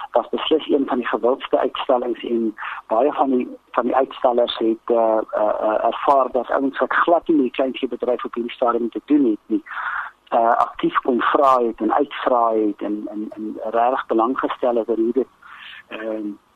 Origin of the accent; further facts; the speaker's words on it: South Africa; as Suid-Afrikaners